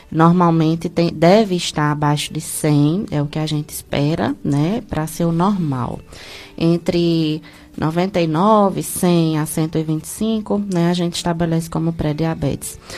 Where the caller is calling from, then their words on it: Milagres, Ceará, Brazil; Hum, bom dia, eu sou aqui de Milagres.